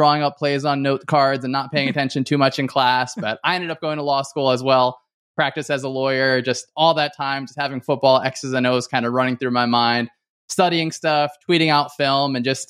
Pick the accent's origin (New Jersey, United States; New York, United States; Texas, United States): New Jersey, United States; I was lucky to play football in high school. I'm from Northern New Jersey. So please don't hold that against me.